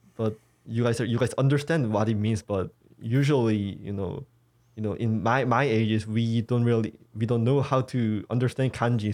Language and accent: English; South Korea; I wasn't grown in a otaku-friendly society in here